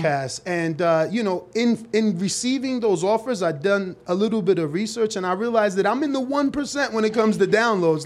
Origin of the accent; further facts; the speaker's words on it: United States; I was born here in America, but both of my parents are from the Dominican Republic